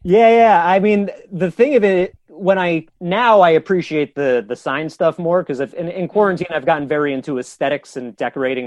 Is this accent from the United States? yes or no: yes; Tuckahoe, New York, United States; moved away as an adult; now in Brooklyn, United States; I grew up in the village of Tuckahoe, New York, in Westchester